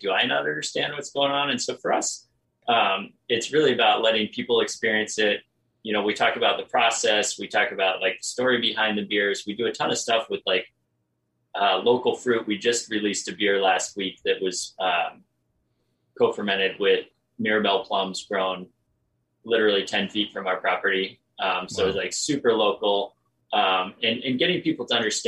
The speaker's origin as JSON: {"language": "English", "town": "Truckee", "region": "California", "country": "United States", "moved": "yes", "lives_now": "Oregon, United States", "said": "Brian and I are from Truckee"}